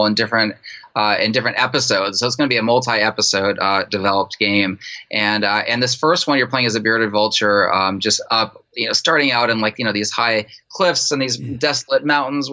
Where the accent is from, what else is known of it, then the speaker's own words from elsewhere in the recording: San Francisco, California, United States; I grew up in San Francisco